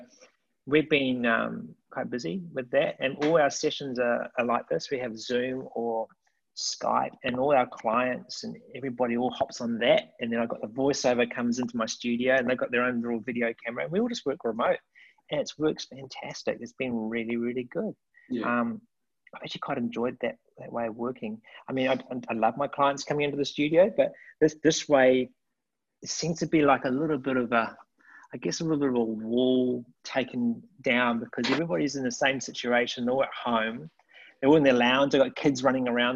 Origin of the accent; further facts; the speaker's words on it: Hamilton, Waikato, New Zealand; also born or lived in Wellington, New Zealand; moved from Hamilton, my hometown, left my mum and dad